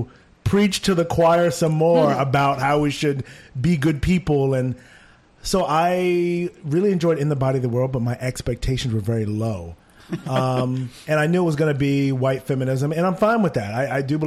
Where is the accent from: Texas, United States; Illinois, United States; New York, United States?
New York, United States; maybe it's just me, maybe I'm a New Yorker, maybe he's enjoying it.